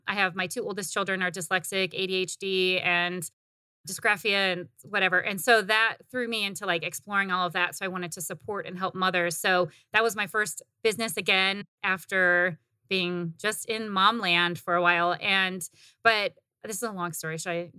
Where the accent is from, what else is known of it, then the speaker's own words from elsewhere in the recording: Midwest, United States; also born or lived in Indiana; I was born in Indiana. Actually, I did grow up in the Midwest, and I never fit in the Midwest. And so I came to Arizona right after college.